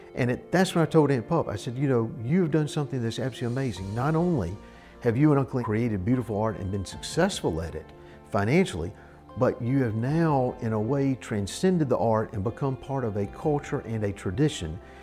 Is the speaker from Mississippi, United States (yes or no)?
yes; Mississippi, United States; There is something about our native soil that brings us back